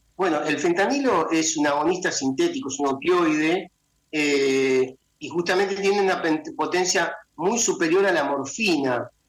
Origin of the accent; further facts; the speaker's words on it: Argentina; en mi país, en Argentina